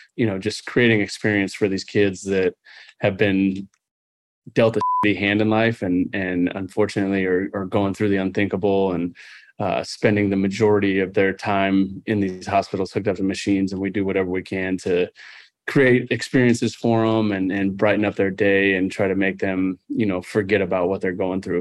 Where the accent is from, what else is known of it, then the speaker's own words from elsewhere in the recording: Southern California, United States; growing up in Southern California